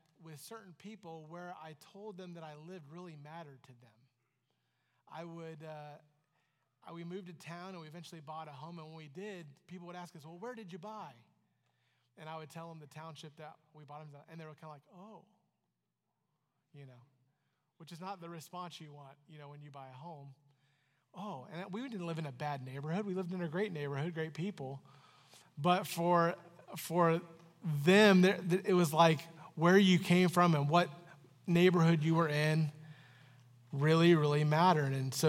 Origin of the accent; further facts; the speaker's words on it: Florida, United States; now in Canton, United States; I moved to Canton, Ohio from Florida, and people were always asking me, where are you from? I'm from Florida.